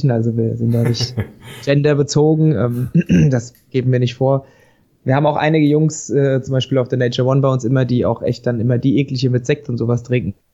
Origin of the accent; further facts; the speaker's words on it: Schotten, Hesse, Germany; now in Giessen, Germany; Ich bin 31, äh, wohne in Gießen, komme ursprünglich aus Schotten im Vogelsbergkreis, wohne jetzt aber schon seit über zehn Jahren in Gießen.